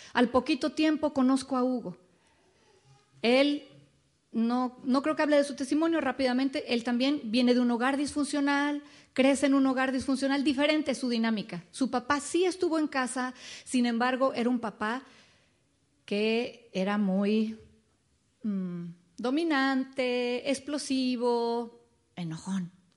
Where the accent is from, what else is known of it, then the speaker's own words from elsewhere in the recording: Mexico City, Mexico; moved away as an adult; now in Dallas, United States; nacimos en la Ciudad de México, ahí crecimos, ahí nos conocimos